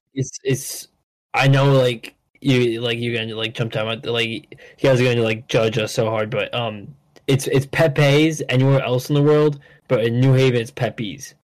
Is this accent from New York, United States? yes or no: no; New Haven, Connecticut, United States; growing up in New Haven, it's uh, in New Haven County.